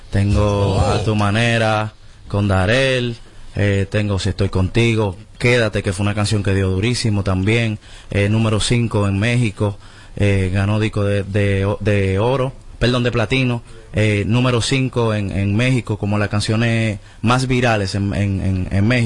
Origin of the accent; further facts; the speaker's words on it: Dominican Republic; tal, como soy dominicano, tú sabes que eh, el género dominicano es, una chulería, pero un poquito complicado.